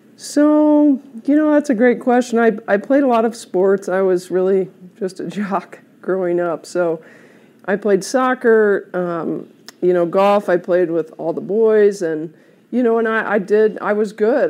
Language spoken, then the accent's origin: English; South Bend, Indiana, United States; moved away as an adult; also born or lived in Oklahoma; now in Colorado, United States; I grew up in Indiana, South Bend